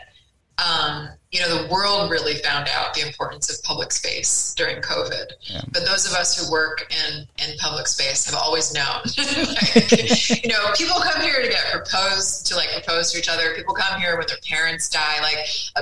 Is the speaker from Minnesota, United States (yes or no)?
no; Connecticut, United States; moved away; I grew up in Connecticut. I grew up in the woods and really took that stuff for granted.